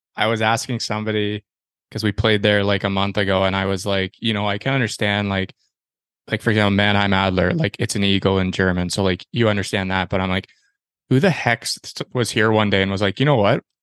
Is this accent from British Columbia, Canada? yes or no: no; Ontario, Canada; I am from Ontario as well.